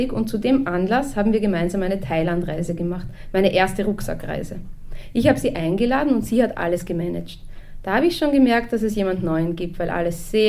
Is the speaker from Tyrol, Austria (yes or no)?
yes; Innsbruck, Tyrol, Austria; Ich bin in Innsbruck geboren und in diesem Haus hier aufgewachsen und hier lebe ich immer noch.